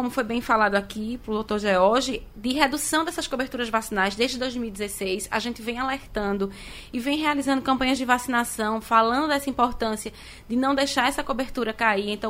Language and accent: Portuguese; Garanhuns, Pernambuco, Brazil; eu sou de Garanhuns.